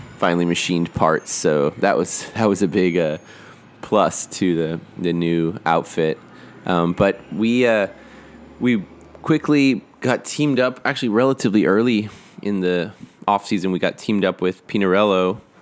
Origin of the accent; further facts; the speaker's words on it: Austin, Texas, United States; I grew up in Austin